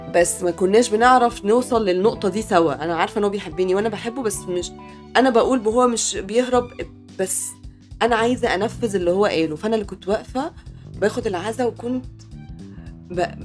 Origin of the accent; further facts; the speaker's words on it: Mansoura, Dakahlia, Egypt; احنا من المنصوره